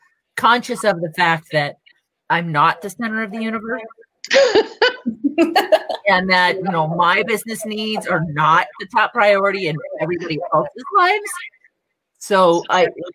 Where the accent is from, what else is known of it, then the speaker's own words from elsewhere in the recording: West Coast, United States; now in New Mexico, United States; I'm from the West Coast and I'm from the, you know, the big city-ish area.